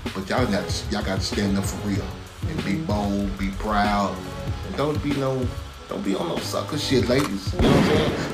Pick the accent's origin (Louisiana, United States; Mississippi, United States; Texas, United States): Texas, United States; Dallas; I'm from South Oak Cliff. You know what I'm talking about? Swinging Hills, Singing Hills, Texas, baby.